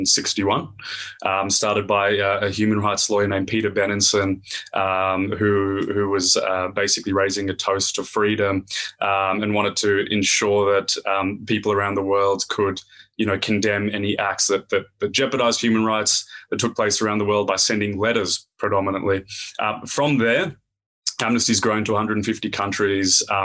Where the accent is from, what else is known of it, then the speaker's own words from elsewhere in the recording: Australia; accent: Aussie; definitely a strong Aussie accent. I've born and raised in Australia